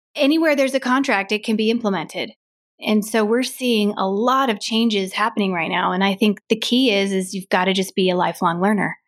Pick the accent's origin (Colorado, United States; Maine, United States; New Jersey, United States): Colorado, United States; Grand Lake; also born or lived in Nebraska; I grew up in Grand Lake